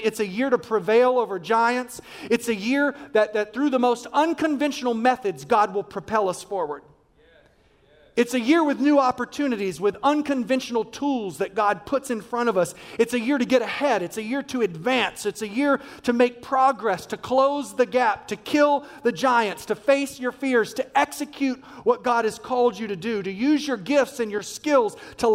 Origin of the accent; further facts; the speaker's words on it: Washington, District of Columbia, United States; I'm from Washington, D.C.